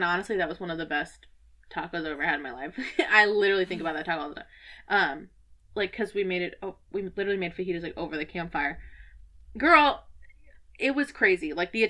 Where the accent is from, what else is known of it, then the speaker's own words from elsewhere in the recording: Lake in the Hills, Illinois, United States; I'm from Lake in the Hills.